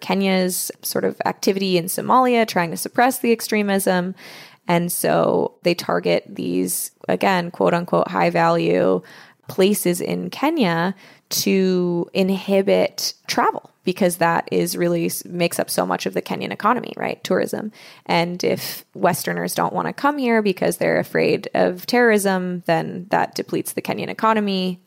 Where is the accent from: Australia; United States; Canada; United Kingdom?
United States; I'm American